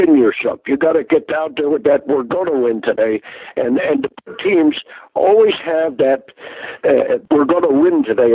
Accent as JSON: {"language": "English", "region": "New Jersey", "country": "United States", "said": "I said, \"New Jersey.\""}